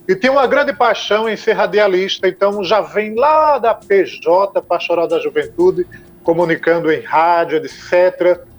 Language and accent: Portuguese; Minas Gerais, Brazil; sou mineiro nós também.